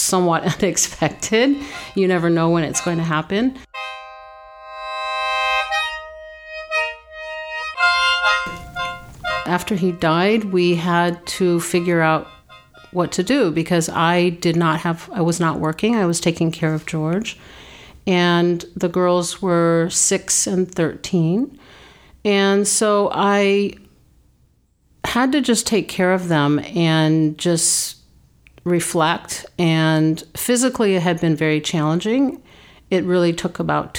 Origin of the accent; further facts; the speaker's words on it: New Zealand; moved away; also born or lived in Japan / China / Italy / Canada; I was born in New Zealand